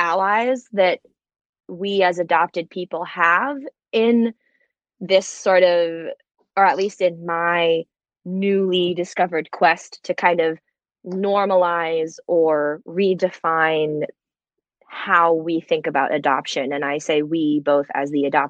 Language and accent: English; New Jersey, United States; also born or lived in China; I'm from New Jersey, but I'm adopted from China